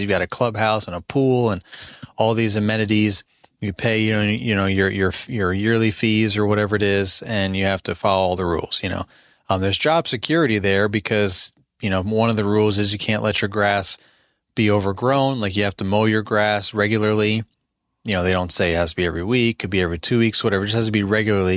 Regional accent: Albany, New York, United States; moved away as an adult; now in Midlothian, United States; I'm from Albany, New York

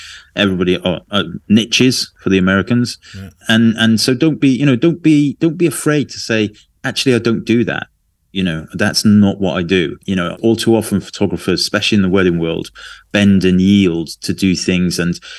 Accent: Adelaide, South Australia, Australia; Documents life on the streets of my hometown, Adelaide, throughout the COVID pandemic.

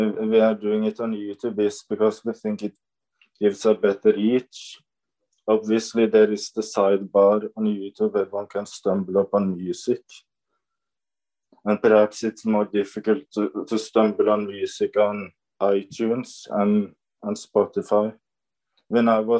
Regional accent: Norway; I'm from Norway

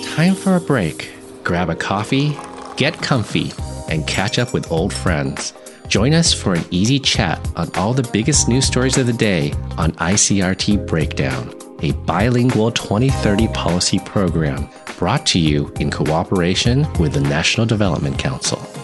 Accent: United States; I'm from the States

